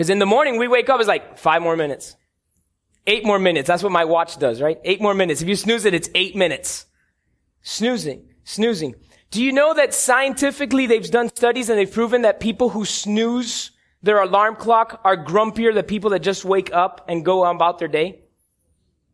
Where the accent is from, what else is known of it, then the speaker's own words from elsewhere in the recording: Cuba; I'm Cuban. I grew up on Cuban coffee in La Huirita at grandma's house